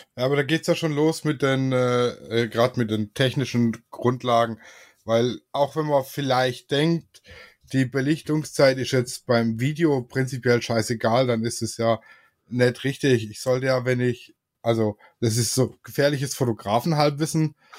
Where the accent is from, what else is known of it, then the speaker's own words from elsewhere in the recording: Swabia, Germany; ich bin Schwabe